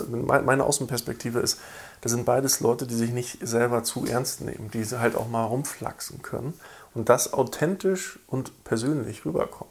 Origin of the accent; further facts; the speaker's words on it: East Germany, Germany; weil ich bin als gebürtiger Ostdeutscher